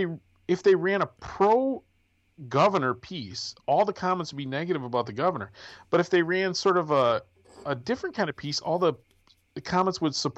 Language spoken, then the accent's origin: English; Midwest, United States; I'm a Midwesterner, you know. I was raised patriotic.